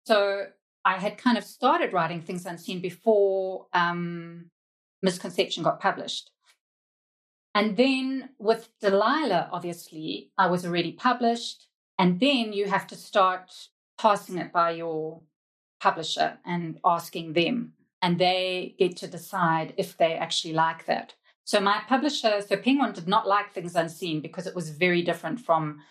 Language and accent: English; Zimbabwe; also born or lived in United Kingdom; now in South Africa; I grew up in Zimbabwe, which was very colonial, on a diet of British TV